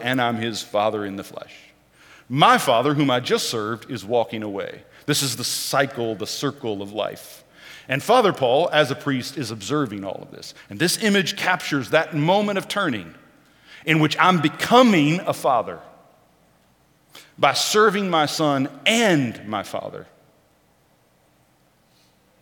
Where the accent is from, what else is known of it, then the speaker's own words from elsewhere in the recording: Oklahoma, United States; moved away; I was born and raised in Oklahoma